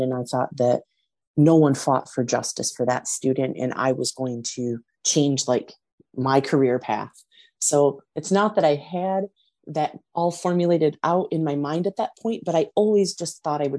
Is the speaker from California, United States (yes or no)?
no; West Michigan, United States; I was born and raised in West Michigan